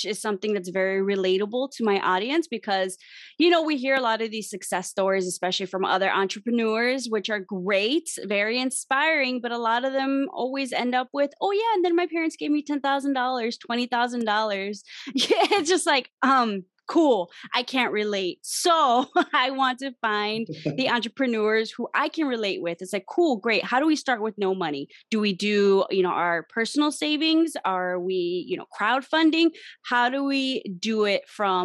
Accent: Chicago, Illinois, United States; I am from Chicago, specifically the Little Village neighborhood on the South Side.

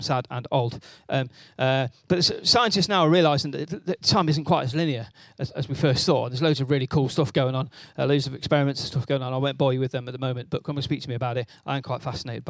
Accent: Wales, United Kingdom; I am Welsh

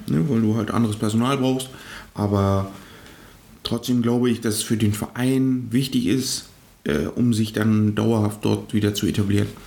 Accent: eastern Germany, Germany; wir sind ja aus dem Osten

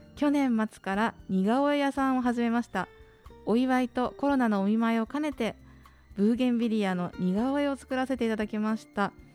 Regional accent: Miyazaki, Japan; 私たちの母校である宮崎学園出身

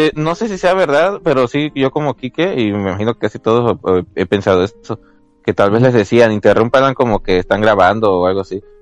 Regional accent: Mexico; Como buenos mexicanos que somos

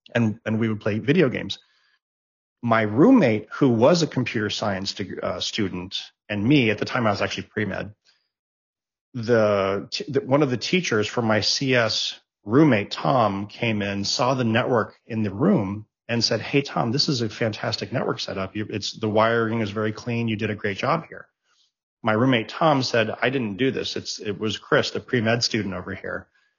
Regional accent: Germany; English is a second language; moved away as an adult; also born or lived in Japan / Greece; now in United States; The first time I moved to the States was when I was 18 years old. I was born in Japan. I was raised in Germany. My mother's a Greek national. So we spent a lot of time in Greece.

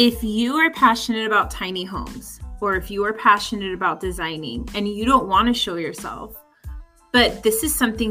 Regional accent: California, United States; moved away as an adult; now in Florida, United States; I'm from California, where our hottest is like, when it's like 85 degrees, everyone's complaining

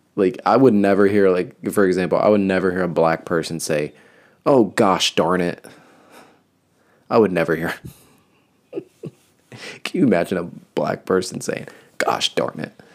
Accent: New Jersey, United States; I'm from New Jersey.

